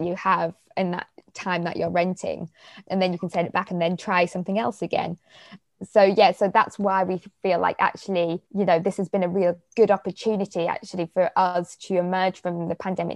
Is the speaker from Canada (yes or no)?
no; Middlesbrough, North East England, United Kingdom; I'm from the north, I'm from Middlesbrough